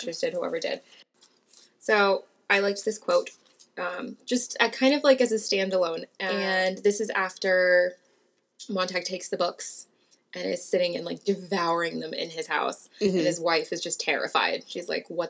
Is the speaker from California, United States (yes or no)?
yes; Los Angeles, California, United States; As a Californian and as an Angeleno